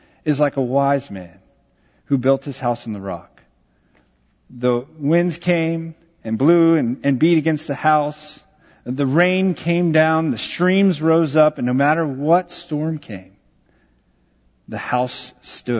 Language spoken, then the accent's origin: English; Texas, United States; I grew up in Texas.